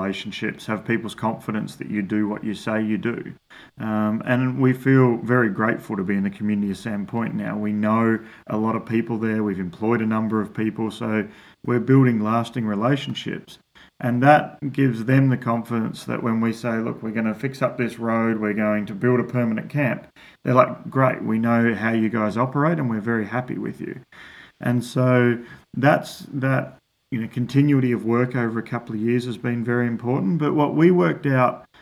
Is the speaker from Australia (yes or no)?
yes; Australia; moved away; an Australian from a farming background